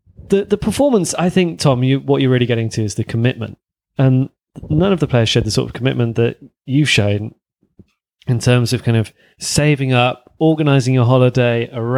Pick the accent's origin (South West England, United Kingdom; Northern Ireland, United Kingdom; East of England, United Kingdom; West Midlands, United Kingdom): South West England, United Kingdom; West Country; when I grew up in the West Country, so it's like Bath, Bristol